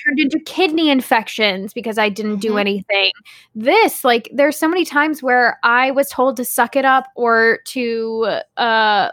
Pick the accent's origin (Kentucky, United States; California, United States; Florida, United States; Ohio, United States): Ohio, United States; Akron; I was born in Akron General